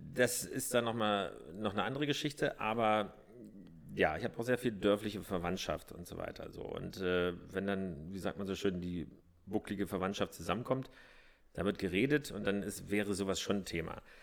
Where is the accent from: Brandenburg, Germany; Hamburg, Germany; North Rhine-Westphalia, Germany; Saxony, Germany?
Brandenburg, Germany; southern; born or raised there; also born or lived in Berlin